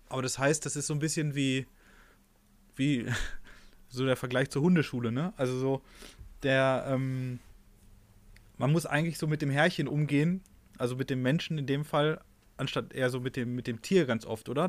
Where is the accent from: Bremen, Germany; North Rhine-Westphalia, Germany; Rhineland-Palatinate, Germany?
North Rhine-Westphalia, Germany; ich komme ja auch aus NRW